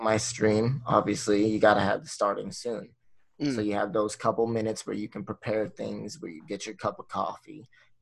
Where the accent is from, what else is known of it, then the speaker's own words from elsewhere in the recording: Florida, United States; I'm from Florida.